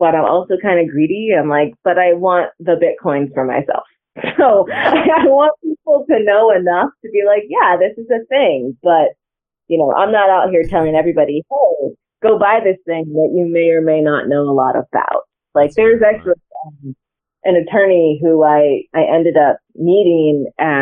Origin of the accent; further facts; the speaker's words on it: Santa Barbara, California, United States; moved away as an adult; also born or lived in Cleveland; now in Kansas City, United States; I am actually originally from Santa Barbara, California